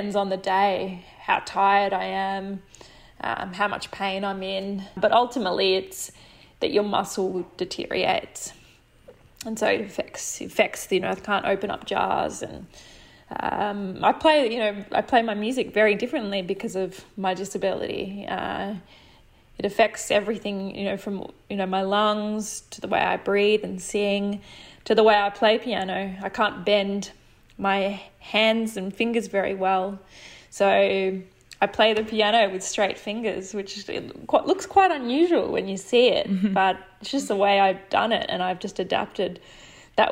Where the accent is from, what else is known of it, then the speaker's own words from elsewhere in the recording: Wodonga, Victoria, Australia; also born or lived in Kerang, Victoria / Cohuna, Victoria; we moved to Wodonga, which is about 3 hours away from there. And yeah, set up a new home and went to a new school